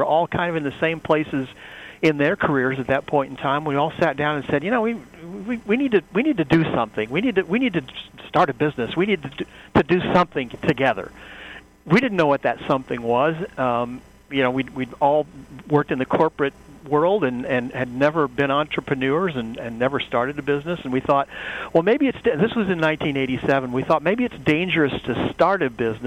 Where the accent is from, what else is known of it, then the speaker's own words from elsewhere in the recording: Wabash, Indiana, United States; I grew up in a town in northern Indiana, Wabash, Indiana